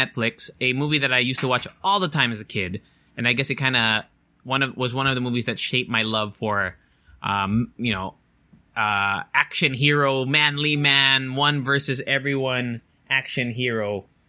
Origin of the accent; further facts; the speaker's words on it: Japan; even though I went to international school in growing up in Japan, it was like American system.